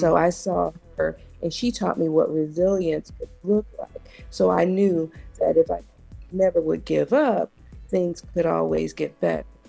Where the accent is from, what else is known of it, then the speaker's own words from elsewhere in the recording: Compton, California, United States; growing up in Compton was definitely challenging and difficult.